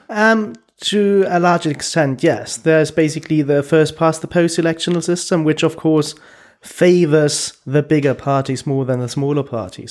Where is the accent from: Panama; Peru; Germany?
Germany; moved away as an adult; also born or lived in Stockholm, Sweden; now in London, United Kingdom; I was born in Germany